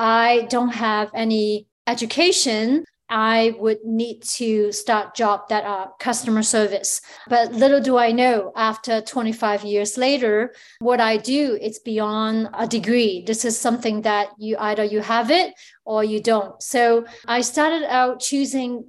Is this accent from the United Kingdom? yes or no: no; Hong Kong; now in Toronto, Canada; where I grew up in Hong Kong.